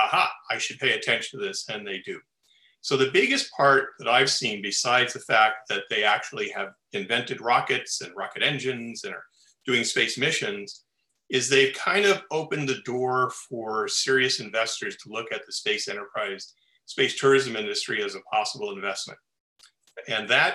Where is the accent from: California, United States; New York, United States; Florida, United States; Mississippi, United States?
California, United States; Los Angeles; Born and raised in Los Angeles and love living here.